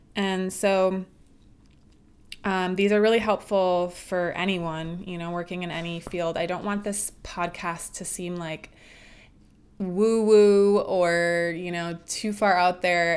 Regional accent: Midwest, United States; moved away as an adult; now in California, United States; I'm from the Midwest and I moved out to California about 11 years ago

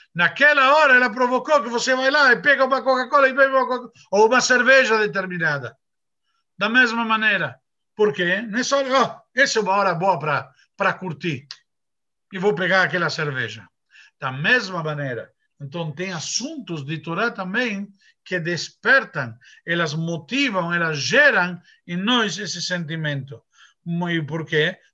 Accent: Argentina; moved away; eu sou argentino

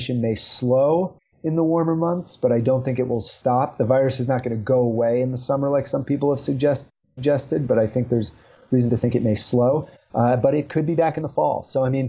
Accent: New York City, New York, United States; now in Utah, United States; I'm from the New York City area originally.

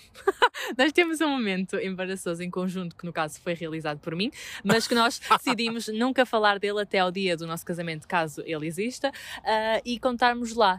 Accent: Vila Nova de Gaia, Norte, Portugal; estou na minha terra

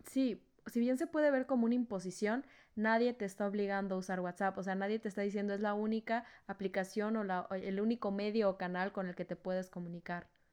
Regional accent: Culiacán, Sinaloa, Mexico; moved away; also born or lived in Veracruz; en Culiacán, de donde yo soy

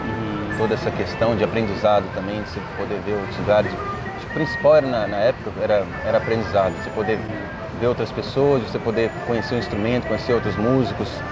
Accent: Brazil; eu sou brasileiro mesmo, com orgulho

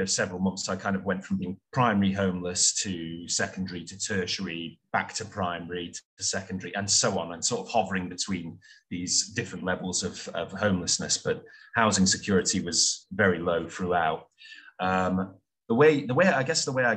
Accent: Stockport, North West England, United Kingdom; moved away; also born or lived in Hanoi / Saigon / Prague / Adelaide; I originally hailed from South Manchester, Stockport

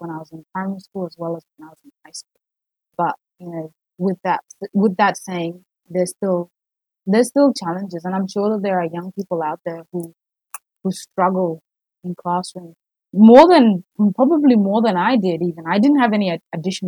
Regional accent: South Australia, Australia; moved away as an adult; also born or lived in South Sudan; now in Melbourne, Australia; I grew up in South Australia. I came to Australia when I was about 8 years old, I think

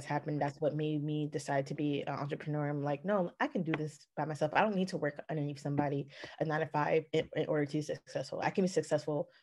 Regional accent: Atlanta, Georgia, United States; also born or lived in Richmond, Virginia / Stone Mountain, Georgia; I was born in Richmond, Virginia, moved down to Atlanta, Georgia in the 90s, went in Stone Mountain

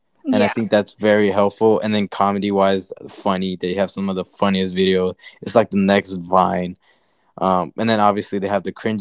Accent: near Peoria, Arizona, United States

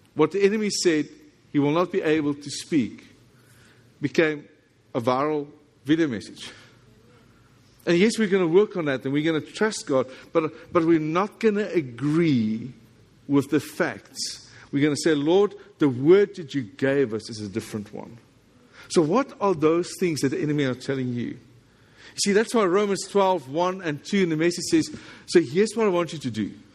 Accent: South Africa; accent: South African English; this is South African English

